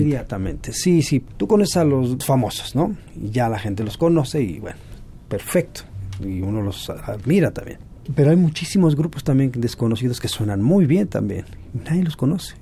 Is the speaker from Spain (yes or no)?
no; Mexico; ni somos caribeños, ni somos estos, nacidos en México